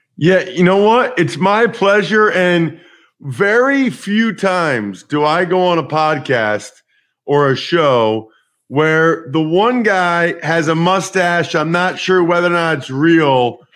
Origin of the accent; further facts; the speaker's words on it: outside of Philadelphia, Pennsylvania, United States; I grew up outside of Philadelphia